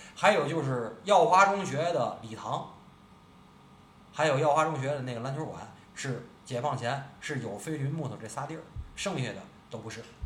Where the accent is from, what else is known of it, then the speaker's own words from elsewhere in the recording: Tianjin, China; 作为咱们天津人